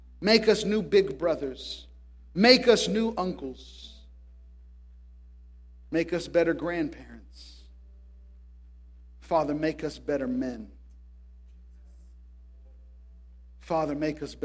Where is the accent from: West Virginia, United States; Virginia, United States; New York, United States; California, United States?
California, United States; Tracy; I grew up in Tracy